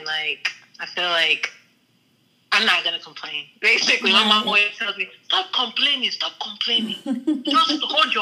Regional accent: Houston, Texas, United States; I'm from Houston

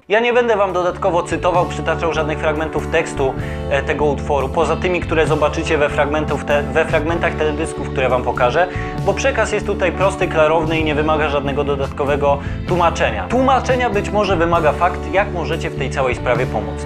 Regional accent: Poland

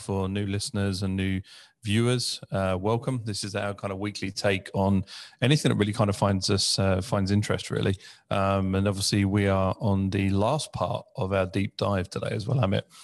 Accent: United Kingdom; growing up in the U K, obviously being British

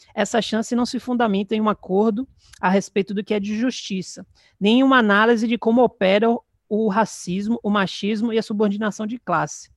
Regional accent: Salvador, Bahia, Brazil; sou de Salvador, Bahia

